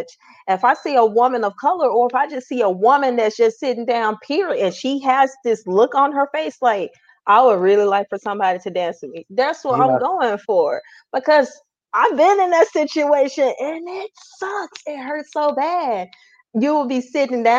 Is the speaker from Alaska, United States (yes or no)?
no; Memphis, Tennessee, United States; Born and raised in Memphis, Tennessee